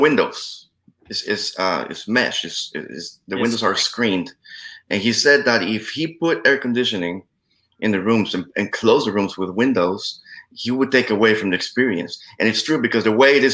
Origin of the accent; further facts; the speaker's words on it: Costa Rica; moved away; I was born and raised in Costa Rica, so obviously I went back to my place of birth to fish